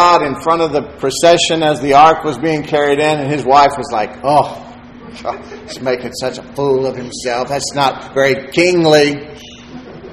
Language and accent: English; Texas City, Texas, United States; I grew up in Texas City.